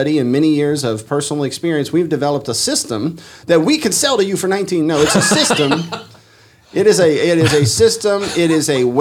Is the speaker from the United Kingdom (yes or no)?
no; Louisiana, United States; We're from Louisiana